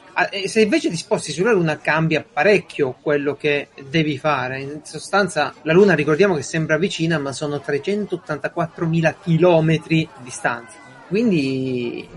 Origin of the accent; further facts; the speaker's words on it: Italy; il mio paese